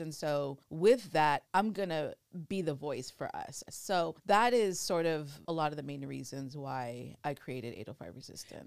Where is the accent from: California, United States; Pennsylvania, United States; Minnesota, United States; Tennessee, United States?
California, United States; Oxnard; also born or lived in Thousand Oaks; I grew up in Ventura County, Oxnard specifically, um, born and raised, and now I'm out in Thousand Oaks.